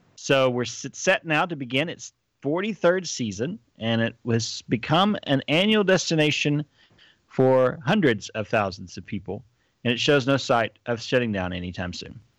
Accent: near College Station, Texas, United States; also born or lived in Dallas; growing up near College Station

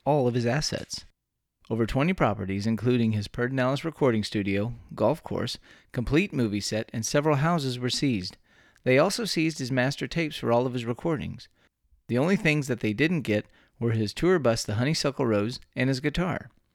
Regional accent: Texas, United States; born or raised there

